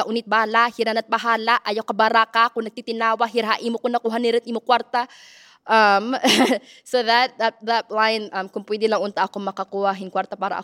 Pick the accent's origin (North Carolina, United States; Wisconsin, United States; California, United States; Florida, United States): California, United States; Bay Area; also born or lived in Philippines; I'm a rapper and spoken word artist from the Bay Area, California